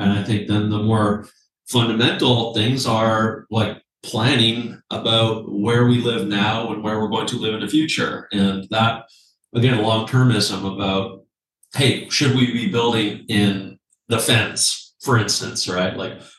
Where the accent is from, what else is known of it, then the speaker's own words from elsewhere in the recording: Canada; Like as a Canadian, you know, my message is like, we don't have a housing crisis.